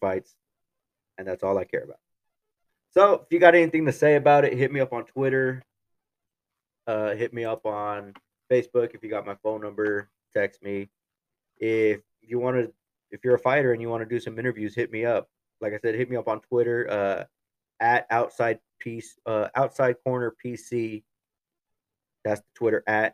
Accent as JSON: {"language": "English", "region": "Kansas", "country": "United States", "tie": "born or raised there", "said": "my home state, Kansas."}